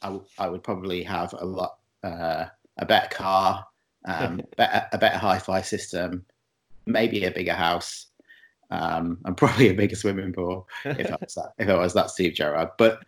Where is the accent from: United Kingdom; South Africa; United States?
United Kingdom; England; now in Montreal, Canada; I'm in Montreal, just outside of Montreal. Obviously, I'm not from here. I'm from England.